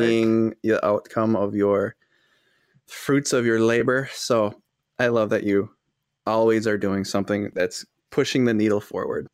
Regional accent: Fond du Lac, Wisconsin, United States; I'm from Fond du Lac, Wisconsin.

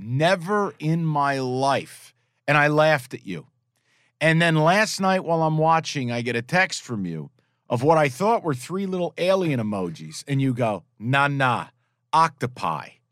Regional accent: East Coast, United States; moved away; I grew up in the East Coast

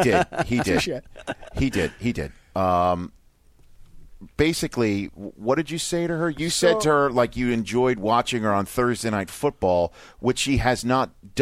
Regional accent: New York, United States; moved away as an adult; now in Los Angeles, United States; Where we are from, you New England, me New York...

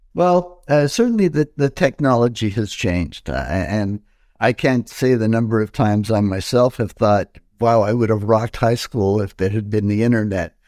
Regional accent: Montreal, Quebec, Canada; I was born in Montreal, 1953, and uh, so that makes me what 70 years old today. And, and I was born in Chinatown, uh, inner city Montreal

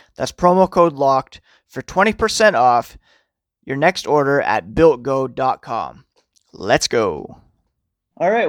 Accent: Ottawa, Ontario, Canada; also born or lived in Toronto / Manitoba / Scotland; now in Guelph, Canada; growing up in Ottawa

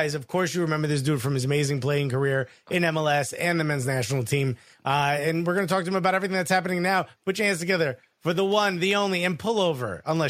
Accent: Newark, New Jersey, United States; I'm born and raised in Newark, and this is how it's supposed to be pronounced, N-O-R-K.

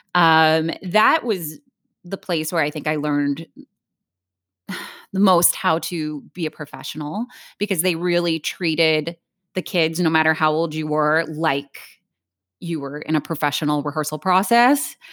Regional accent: Hilliard, Ohio, United States; I grew up in Columbus, um, well, a suburb of Columbus, Hilliard, Ohio

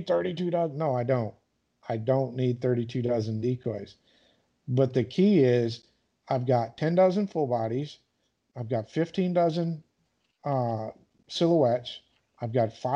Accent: Michigan, United States; growing up in Michigan, like, you know, we grow ducks and geese

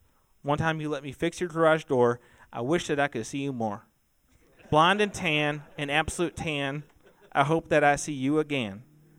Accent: Terre Haute, Indiana, United States; We're from Terre Haute. Don't tell us if we say it wrong because we're from there.

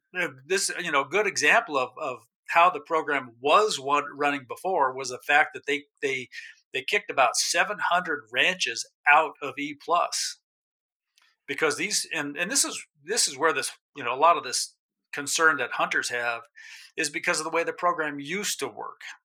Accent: New Mexico, United States; moved away as an adult; also born or lived in Alaska; I grew up in New Mexico. I left in my 20s for Alaska, lived up there for about 30 years, came back about 15 years ago

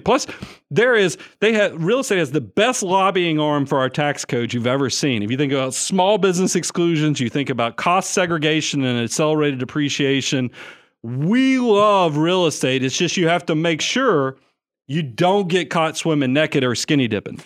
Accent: Atlanta, Georgia, United States; moved away as an adult; now in Nashville, United States; we're both Atlanta boys. You know, we grew up in South Atlanta

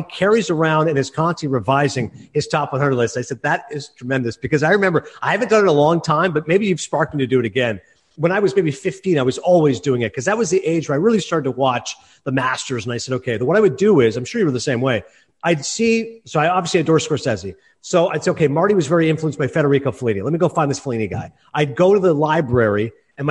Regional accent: Canada; as a Canadian

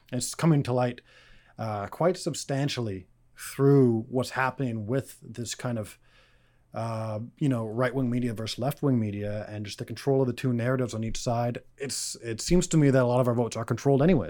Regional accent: Canada; as a Canadian

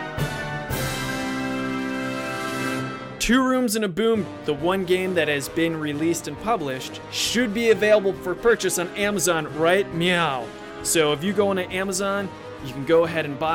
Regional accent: Cleveland, Ohio, United States; I used to say I'm from Cleveland

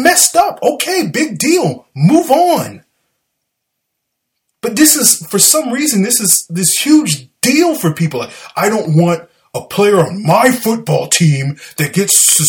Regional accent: the South, United States; accent: southern; My southern accent

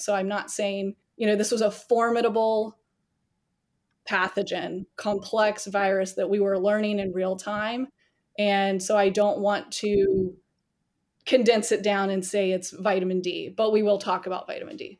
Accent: the South, United States; now in Charleston, South Carolina, United States; I'm born and raised in the South

